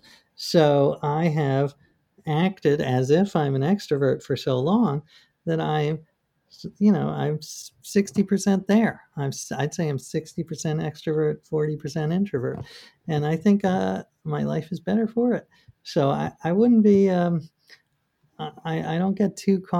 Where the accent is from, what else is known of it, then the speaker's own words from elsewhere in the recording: New York, United States; I grew up in New York